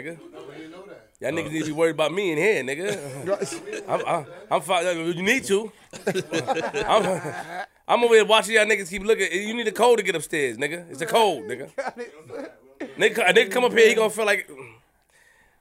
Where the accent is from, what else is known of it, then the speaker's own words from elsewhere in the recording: New York City, New York, United States; I'm from Queens